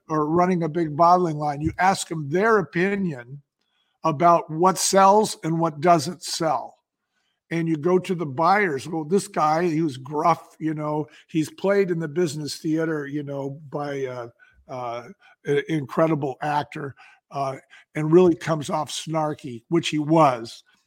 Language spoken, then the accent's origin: English; San Francisco, California, United States; I grew up in San Francisco